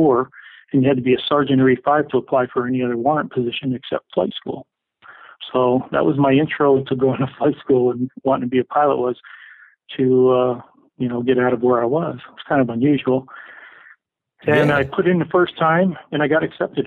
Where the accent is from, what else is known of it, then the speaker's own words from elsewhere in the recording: Adirondack Mountains, upstate New York, United States; moved away as an adult; now in Missoula, United States; I grew up in upstate New York, and when I say upstate, I mean up near the Canadian border in the Adirondack Mountains